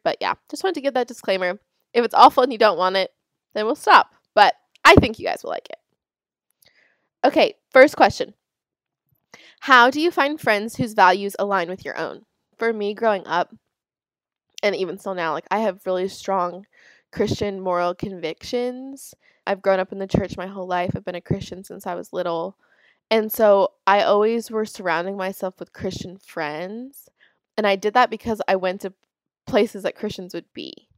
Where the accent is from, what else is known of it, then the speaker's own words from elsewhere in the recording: Florida, United States; I'm from Florida